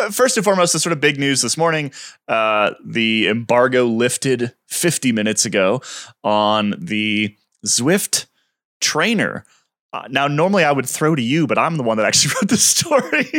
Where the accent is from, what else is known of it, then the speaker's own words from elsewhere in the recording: United States; as an American cycling fan